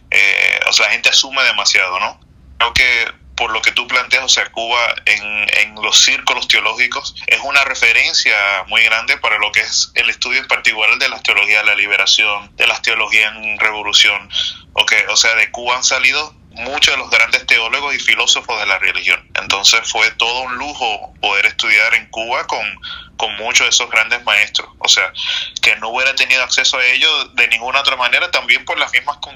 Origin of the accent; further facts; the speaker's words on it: Dominican Republic; born there; Yo nací en República Dominicana.